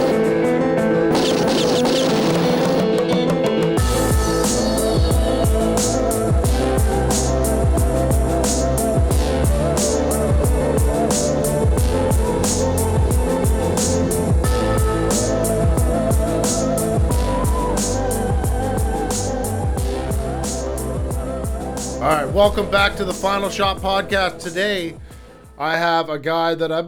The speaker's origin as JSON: {"language": "English", "town": "Peterborough", "region": "Ontario", "country": "Canada", "tie": "born or raised there", "moved": "yes", "said": "I was born in Peterborough, Ontario"}